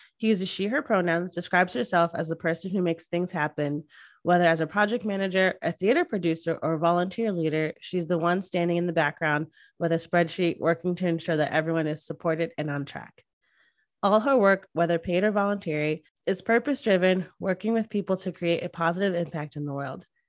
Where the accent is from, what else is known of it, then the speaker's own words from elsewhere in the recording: Northeast, United States; now in Austin, United States; I grew up in the Northeast, so right by New York